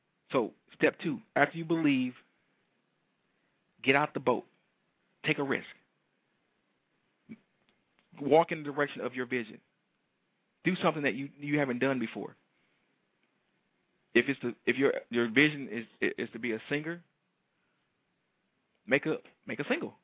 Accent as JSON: {"language": "English", "town": "Detroit", "region": "Michigan", "country": "United States", "tie": "born or raised there", "said": "a young black male from Detroit"}